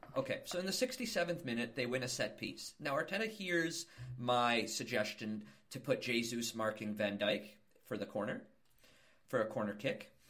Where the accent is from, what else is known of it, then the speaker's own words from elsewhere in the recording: Toronto, Ontario, Canada; where I grew up in Toronto